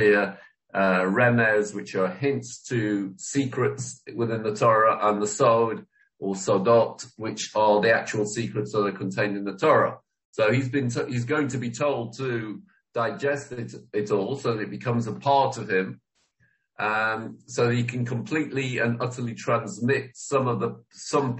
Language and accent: English; England, United Kingdom; I didn't know what to do myself as an Englishman